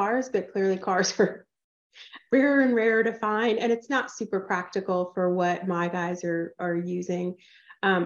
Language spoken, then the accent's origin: English; Atlanta, Georgia, United States; moved away as an adult; also born or lived in California / Ohio; now in Texas, United States; I grew up in Atlanta